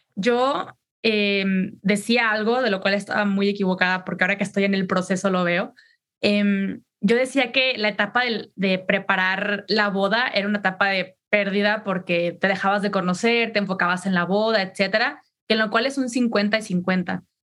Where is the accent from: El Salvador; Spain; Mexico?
Mexico; yo soy mexicana